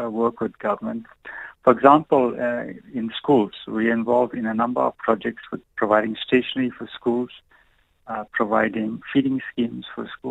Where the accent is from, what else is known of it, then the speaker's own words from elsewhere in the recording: South Africa; as a South African community